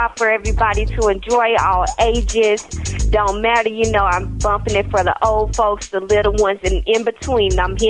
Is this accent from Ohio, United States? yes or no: no; Dallas, Texas, United States; I'm 16 and I'm from Dallas, Texas.